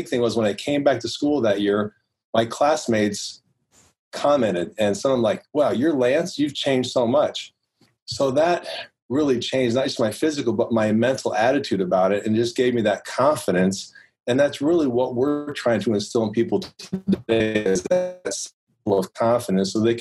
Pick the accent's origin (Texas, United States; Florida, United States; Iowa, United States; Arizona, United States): Iowa, United States; Guthrie Center; also born or lived in Des Moines, Iowa; I went back to my hometown